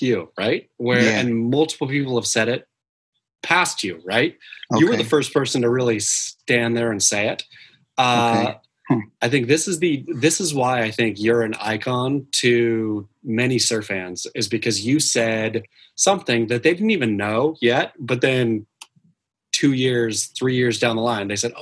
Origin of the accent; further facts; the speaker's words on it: Oregon, United States; I grew up in Oregon